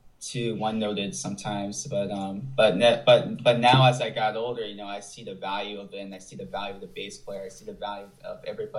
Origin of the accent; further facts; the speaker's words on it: Buffalo, New York, United States; also born or lived in Los Angeles; now in Florida, United States; I'm from Buffalo, New York.